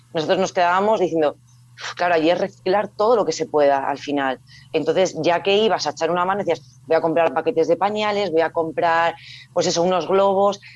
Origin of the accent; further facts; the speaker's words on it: Salamanca, Castile and León, Spain; soy de Salamanca, entonces por la proximidad a Portugal sí que es cierto que ahí con mis padres había ido pues en varias ocasiones